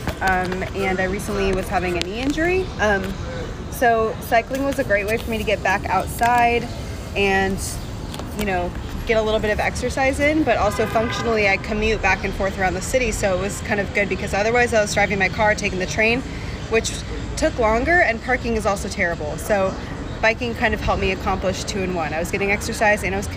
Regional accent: West Coast, United States; moved away as an adult; now in Washington, D.C., United States; I'm not from here originally. I've lived here about 4 years. I'm from the West Coast

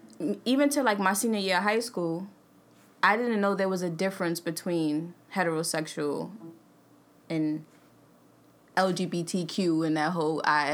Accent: New York City, New York, United States; also born or lived in Bronx / Boston / Harlem; I was born in Queens, actually.

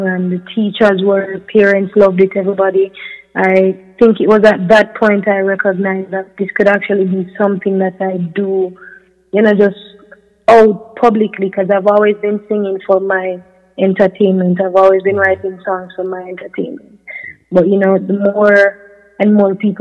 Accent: Jamaica; I'm a Jamaican doing music

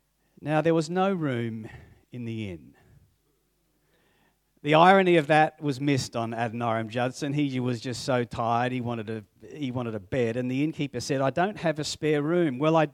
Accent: Papua New Guinea; I grew up in Papua New Guinea, and so we only had books that my parents would give us

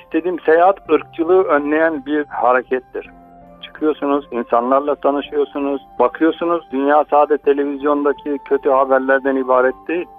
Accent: Turkey; I'm from Turkey

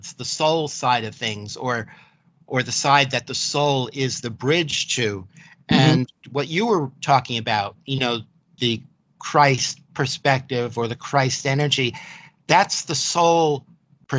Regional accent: New York City, New York, United States; I grew up in Manhattan, New York City

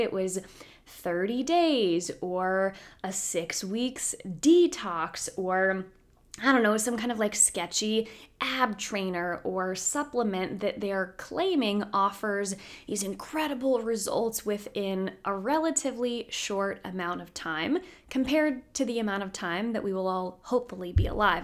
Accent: Roanoke, Virginia, United States; now in Washington, D.C. area, United States; I'm from the Roanoke area originally, so not too far there from Lynchburg, but now I'm in the, the DC area

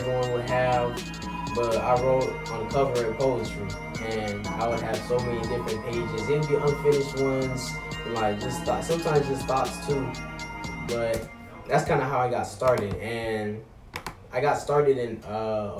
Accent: Florida, United States; I am from Florida

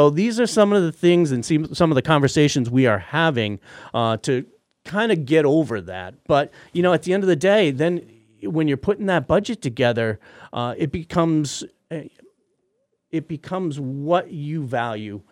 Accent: Middlefield, Massachusetts, United States; I am a Hilltown kid. I grew up in Middlefield

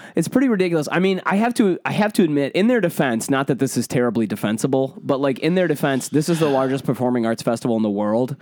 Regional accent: Michigan, United States; I say pop 'cause I grew up in Michigan.

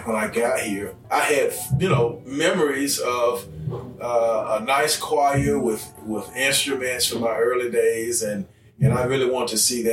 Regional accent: Coy, Alabama, United States; I am from Coy. I grew up here in Coy.

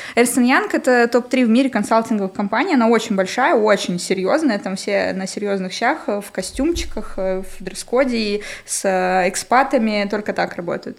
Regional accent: Nevinnomyssk, Stavropol Krai, Russia; moved away as an adult; now in Moscow, Russia; Город Невиномыск, Ставропольский край.

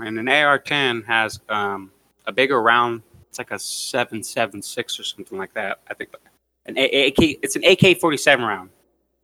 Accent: Los Angeles, California, United States; now in California, United States; I grew up in the hood. I grew up in Los Angeles. I grew up in Lynnwood Watts.

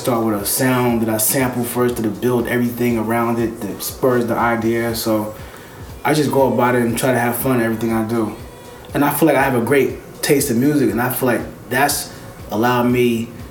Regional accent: United States; also born or lived in Philadelphia, Pennsylvania / New Jersey; Growing up in Philly and Jersey

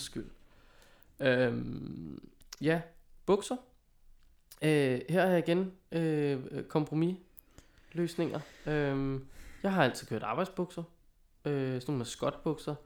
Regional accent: Viby, Denmark; moved away; jeg var i min gamle hjemby

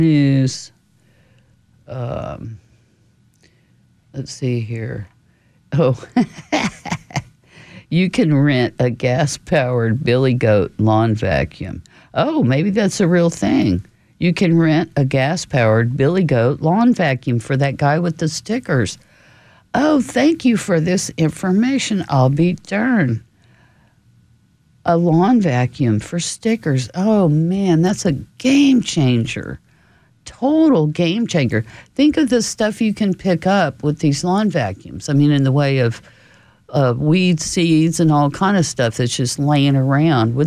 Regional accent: New Braunfels, Texas, United States; when I was growing up in New Braunfels, we always had the county fair

